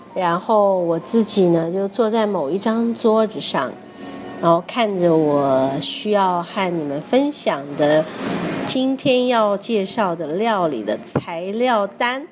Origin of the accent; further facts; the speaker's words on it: Taiwan; 我从台湾来